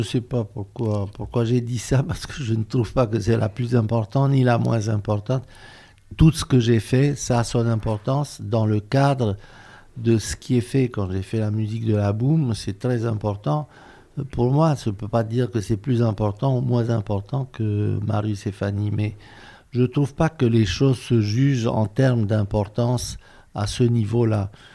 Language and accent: French; Romania; moved away as an adult; also born or lived in France; je suis né en Roumanie, que j'ai vécu là toute ma jeunesse